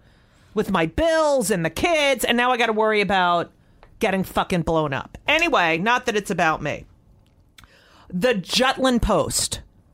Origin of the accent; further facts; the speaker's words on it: Newark, New Jersey, United States; also born or lived in Elizabeth, New Jersey / Clark, New Jersey; I was born in Newark. Then we lived in Elizabeth. I was just born in Beth Israel Hospital. And then we moved to Clark.